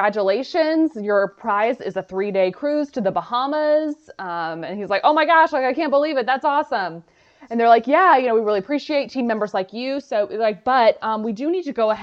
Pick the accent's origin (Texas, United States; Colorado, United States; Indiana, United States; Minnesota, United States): Texas, United States; Dallas; we're both from Dallas